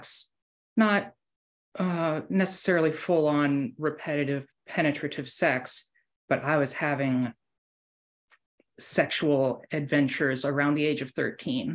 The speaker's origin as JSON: {"language": "English", "country": "United States", "said": "I'm an American"}